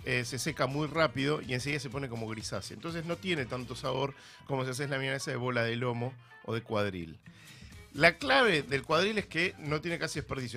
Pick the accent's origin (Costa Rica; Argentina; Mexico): Argentina; madres argentinas como yo